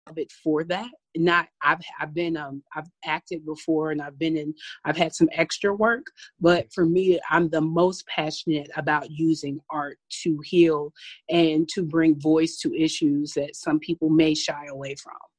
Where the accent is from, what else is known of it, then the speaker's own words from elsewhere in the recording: Paducah, Kentucky, United States; now in Milwaukee, United States; I'm from originally from Paducah, Kentucky. I'm really proud of where I'm from. I grew up on a tobacco farm